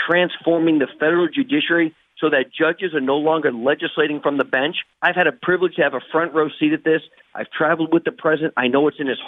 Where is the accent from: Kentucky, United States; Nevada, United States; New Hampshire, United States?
New Hampshire, United States; my home state of New Hampshire